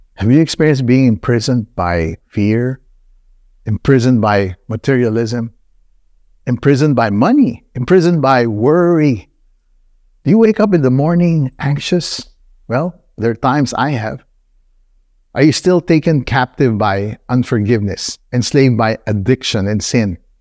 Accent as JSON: {"language": "English", "country": "Nigeria", "tie": "born or raised there", "also_born_or_lived": "Philippines / United States", "moved": "yes", "said": "I grew up in Nigeria."}